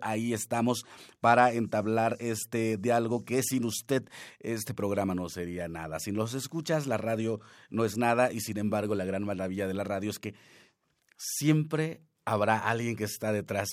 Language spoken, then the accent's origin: Spanish; Huasteca Veracruzana, Mexico; Yo soy de la Huasteca Veracruzana